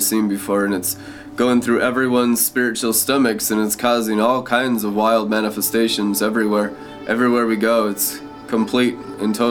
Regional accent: Friday Harbor, Washington, United States; I was born in Friday Harbor, San Juan Island in 1981

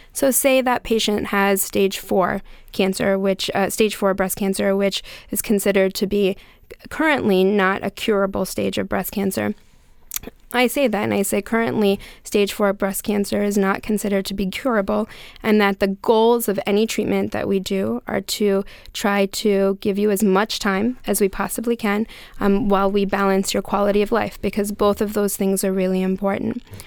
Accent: Gettysburg, Pennsylvania, United States; moved away; I'm actually from Gettysburg originally, so it's nice to hear um, from somebody from um, from home

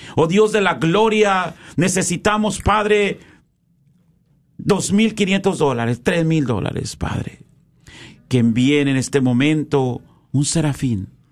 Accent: Mexico; now in United States; como hacíamos en México

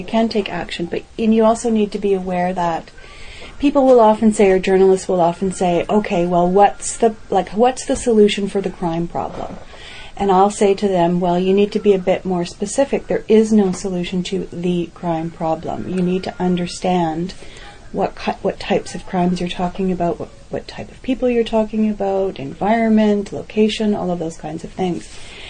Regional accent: Canada; I was interviewed because I'm a Canadian expert on infanticide

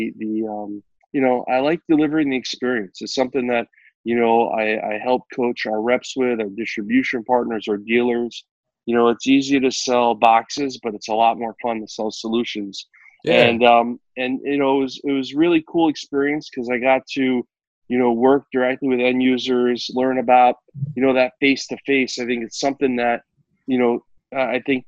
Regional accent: New Jersey, United States; I grew up in New Jersey

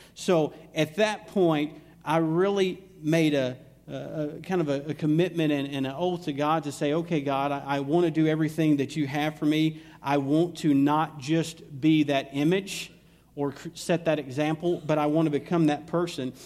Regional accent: Alabama, United States; accent: southern drawl; moved away; I'm originally from Alabama

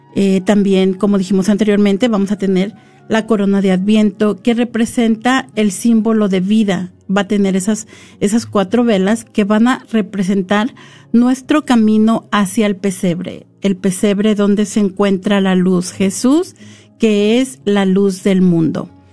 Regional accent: San Luis Potosí, Mexico; moved away; yo soy de México, soy de San Luis Potosí

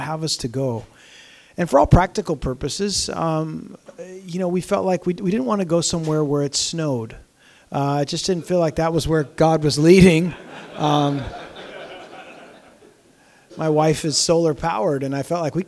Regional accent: Southern California, United States; moved away as an adult; I grew up in Southern California and was there, you know, pretty much my whole life.

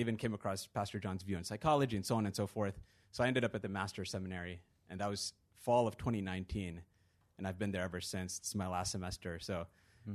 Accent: Virginia, United States; moved away as an adult; also born or lived in London; I grew up in Virginia

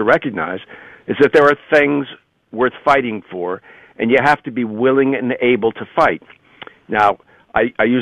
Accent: Ohio, United States; moved away as an adult; also born or lived in New York area; now in New York, United States; I grew up in Ohio, but I've been in the New York area for 40 years

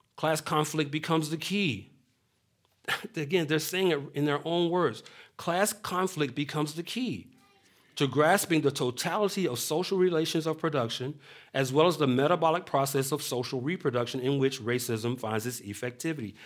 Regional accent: Atlanta, Georgia, United States; moved away as an adult; I was born and raised in Atlanta

